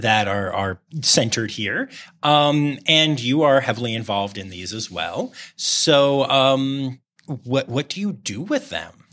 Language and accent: English; Harrisburg, Pennsylvania, United States; I grew up in the Harrisburg area